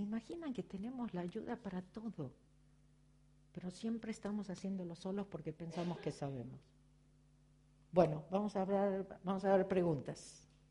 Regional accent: Argentina; sigo siendo argentina, judía, virgo y contable

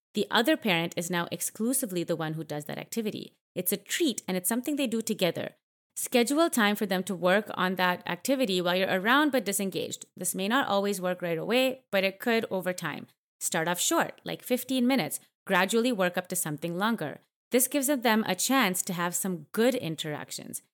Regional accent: Canada; I grew up in Canada

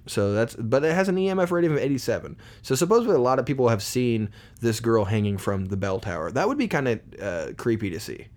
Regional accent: Poland, Indiana, United States; I'm from Poland, Indiana

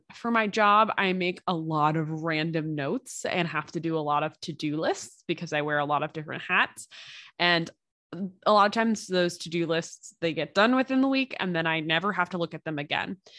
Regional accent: United States; as an American

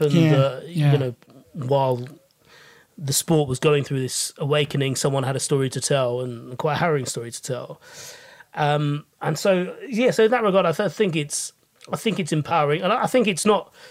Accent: United Kingdom; speaking as a British Asian

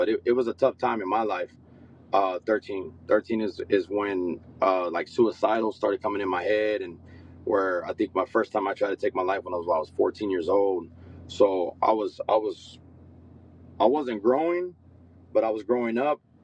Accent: San Angelo, Texas, United States; now in Dallas, United States; I'm originally from West Texas, San Angelo

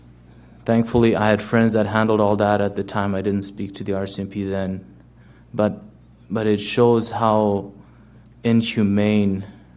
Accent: Germany; now in Steinbach, Canada; I currently live in the Steinbeck area, and previously I moved to Canada from Germany back in 2006.

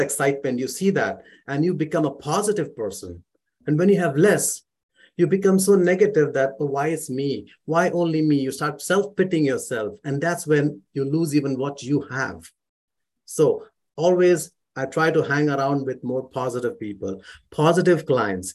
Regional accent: Mumbai, Maharashtra, India; moved away as an adult; now in Calgary, Canada; I grew up in India, in Mumbai

